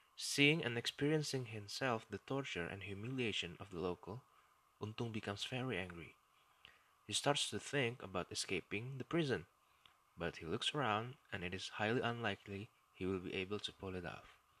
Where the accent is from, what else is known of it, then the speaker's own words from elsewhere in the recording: Indonesia; first language Indonesian; English is a second language; occasionally I will speak in my native language, Indonesian.